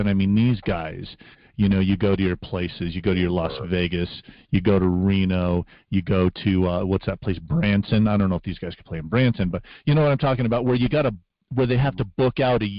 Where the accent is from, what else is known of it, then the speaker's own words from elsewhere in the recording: Russia; English is a second language; now in United States; No, I'm not from here. I originally grew up in Russia. In fact, I came back. I came over from Russia 10 years ago.